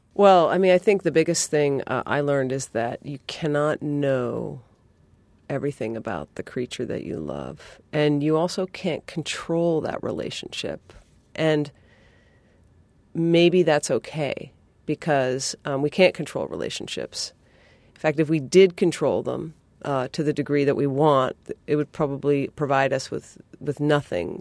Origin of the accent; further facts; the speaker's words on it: New England, United States; I'm from New England